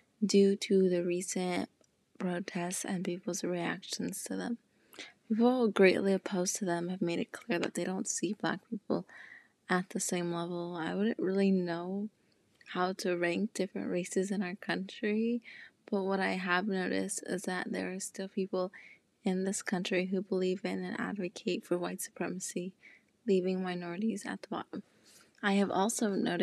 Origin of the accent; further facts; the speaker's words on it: Palmdale, California, United States; I'm also originally from Palmdale, California, where I went to the same high school as and met Andrea.